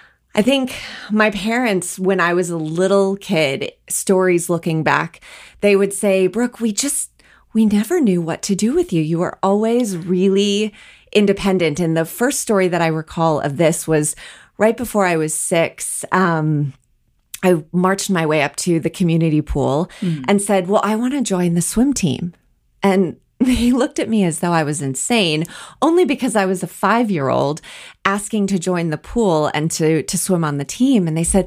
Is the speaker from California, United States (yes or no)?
no; Colorado, United States; also born or lived in Wisconsin; I grew up born in Wisconsin, but moved shortly thereafter because my parents loved to ski and my mom grew up in the Colorado area. So they moved us early back to Colorado